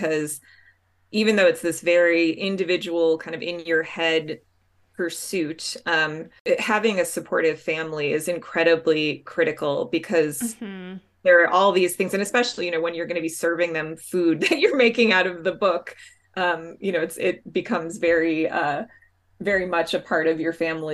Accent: Chicago, Illinois, United States; I grew up in Chicago

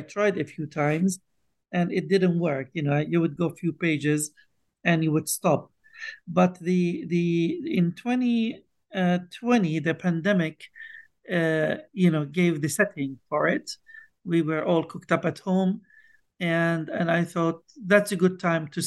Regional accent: Bethlehem, West Bank, Palestine; I was born and raised in Bethlehem, in the West Bank in Palestine.

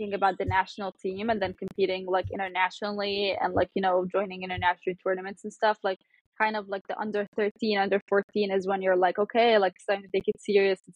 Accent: Cairo, Cairo Governorate, Egypt; also born or lived in New York; Yeah, so I am born and raised in Cairo. I lived in Cairo my whole life.

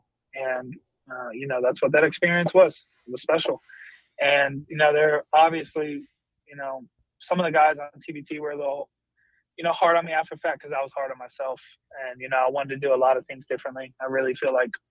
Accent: West Virginia, United States; When I grew up in West Virginia, we always said

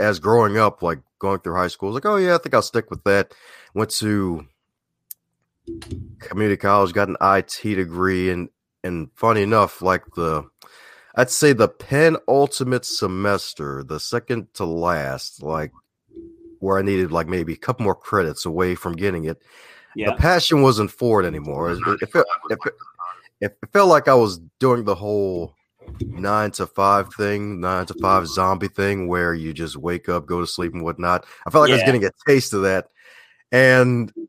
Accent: Baltimore, Maryland, United States; Baltimore, Maryland, the land of charm, crime, and crabs

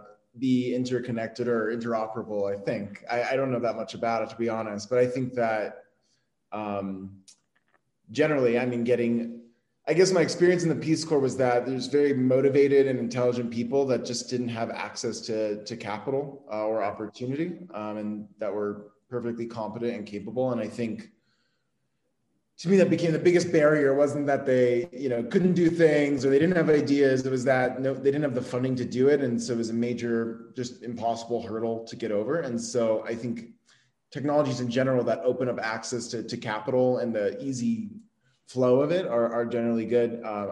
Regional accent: California, United States; also born or lived in Arizona; I mostly grew up in Southern California, and then for part of high school, lived in Arizona.

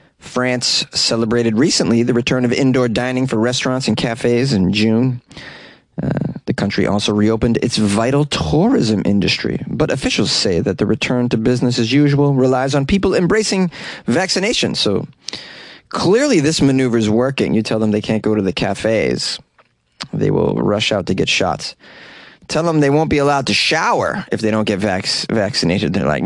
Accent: England, United Kingdom; It's required because I'm English.

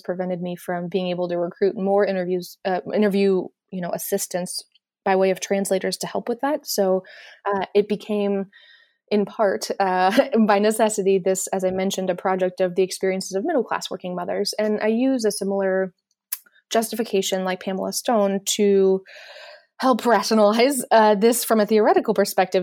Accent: United States; as an American

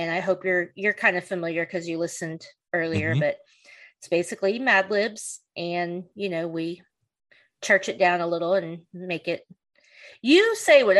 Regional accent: Oklahoma, United States; now in Texas, United States; I'm from Oklahoma

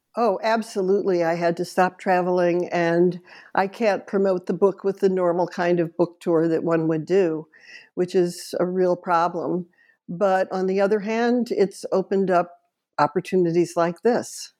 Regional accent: New York, United States; heard my accent and said, "Where are you from?" And I said, "New York."

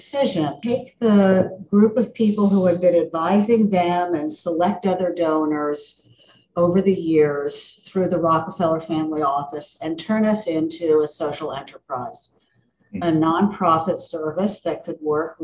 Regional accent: Miami, Florida, United States; I grew up in Miami in the suburbs

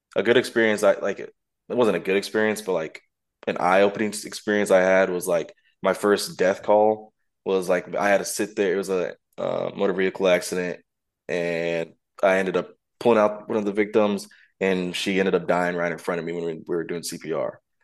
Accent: Kansas, United States; moved away as an adult; now in Florida, United States; I'm originally from Kansas

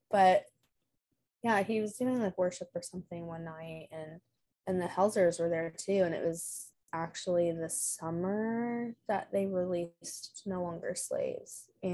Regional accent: Virginia Beach, Virginia, United States; So I am currently and from Virginia, grew up in Virginia Beach

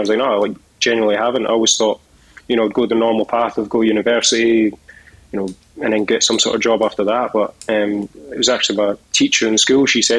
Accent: Edinburgh, Scotland, United Kingdom; born there; So I was born in Edinburgh. Family all lives in Falkirk now, which is like a little town. It's kind of like in between Edinburgh and Glasgow, like just in the middle.

